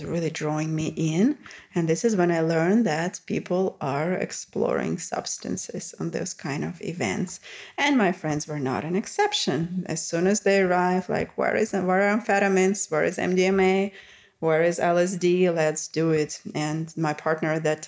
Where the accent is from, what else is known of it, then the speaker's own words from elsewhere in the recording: Russia; moved away; growing up in Russia